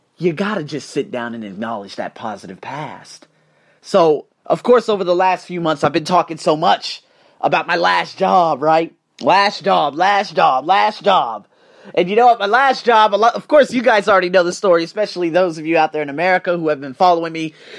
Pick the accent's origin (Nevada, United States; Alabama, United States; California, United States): Nevada, United States; Las Vegas; moved away; I'm from Las Vegas